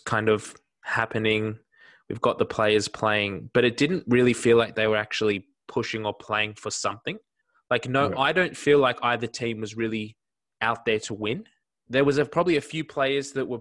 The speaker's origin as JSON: {"language": "English", "country": "Australia", "said": "I'm an Australian"}